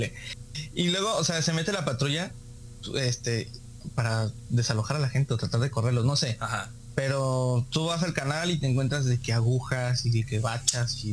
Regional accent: Veracruz, Mexico; now in Tijuana, Mexico; como los jarochos estamos acostumbrados

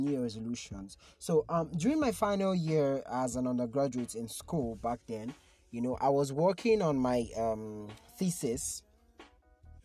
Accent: Nigeria; It was crazy being a Nigerian in 2020

